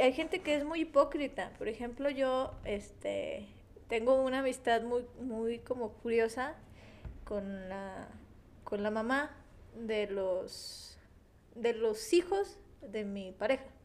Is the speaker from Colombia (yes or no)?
no; Mexico; somos mexicanos